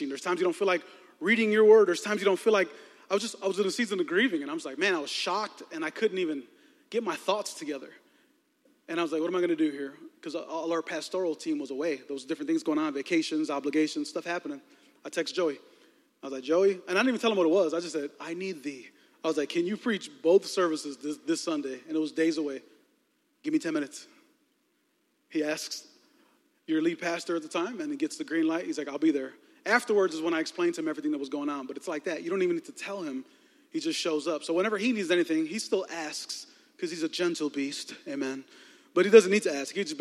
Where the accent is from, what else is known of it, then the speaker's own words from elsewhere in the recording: Chicago, Illinois, United States; moved away as an adult; also born or lived in Texas; I was born and raised in Chicago, 34 years here